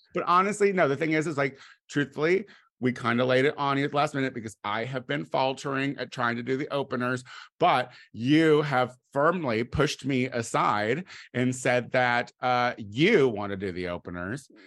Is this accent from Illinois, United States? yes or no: yes; Clinton, Illinois, United States; moved away; my hometown